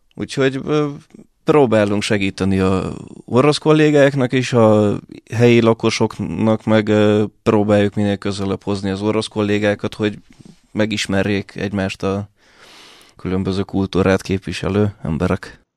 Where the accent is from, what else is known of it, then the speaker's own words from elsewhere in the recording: Hungary; also born or lived in Budapest / Russia; gyerekkorom óta itt élek, eh, itt jártam általános iskolába, középiskolába, főiskolára